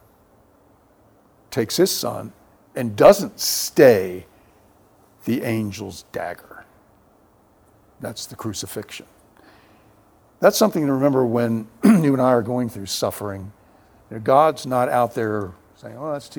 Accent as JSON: {"language": "English", "town": "Bethesda", "region": "Maryland", "country": "United States", "tie": "born or raised there", "moved": "yes", "lives_now": "San Antonio, United States", "said": "pastor of Fourth Pres in my hometown, Bethesda, Maryland"}